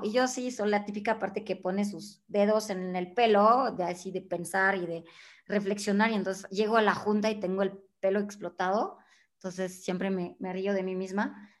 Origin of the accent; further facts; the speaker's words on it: France; Spanish is a second language; moved away as an adult; now in Mexico; yo siendo francesa, mexicana de adopción desde hace 20 años